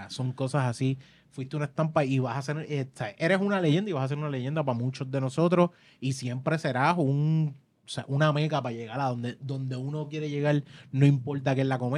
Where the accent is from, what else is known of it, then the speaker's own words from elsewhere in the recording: Cagua, Aragua, Venezuela; now in Junco, Venezuela; Pero, eh, bueno, yo soy de Cagua, pero estoy viviendo en Junco.